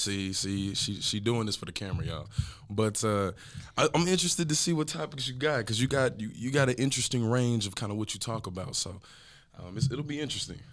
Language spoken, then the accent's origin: English; Grand Prairie, Texas, United States; also born or lived in Dallas area, Texas; I'm from Grand Prairie, Texas. Um, so, and I currently still live in the Dallas area